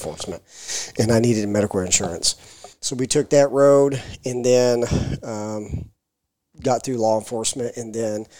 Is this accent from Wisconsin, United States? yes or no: no; Scottsburg, Indiana, United States; I grew up in Scottsburg, Austin area